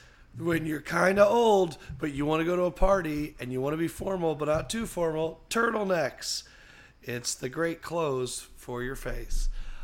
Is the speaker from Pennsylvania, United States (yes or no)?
yes; Pennsylvania, United States; No, it was another member of a group that I grew up with in Bucks County.